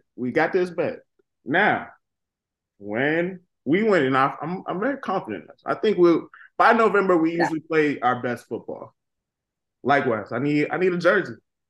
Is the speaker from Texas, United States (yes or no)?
no; right outside of Boston, Massachusetts, United States; I am from Massachusetts, right outside of Boston.